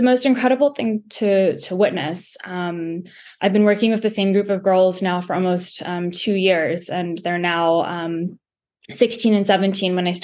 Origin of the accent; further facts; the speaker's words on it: United States; being an American